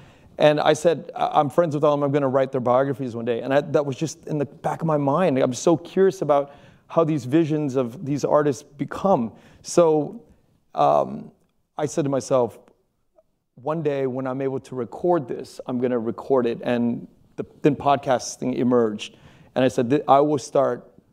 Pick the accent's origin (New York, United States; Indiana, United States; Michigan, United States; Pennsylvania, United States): Pennsylvania, United States; was born in Pennsylvania